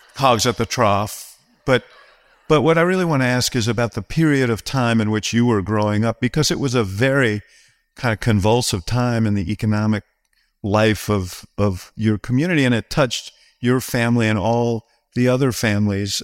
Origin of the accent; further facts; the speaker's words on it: New York, United States; I grew up in New York